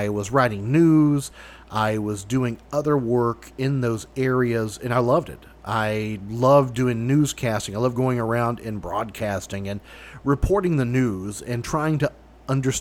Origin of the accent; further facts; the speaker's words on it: Kentucky, United States; my home state of Kentucky